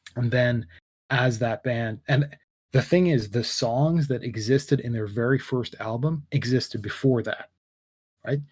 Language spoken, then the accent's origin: English; Canada; I'm Canadian